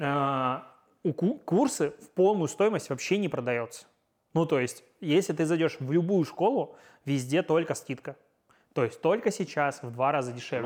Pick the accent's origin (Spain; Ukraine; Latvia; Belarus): Belarus; Pinsk, Brest Region; я из Пинска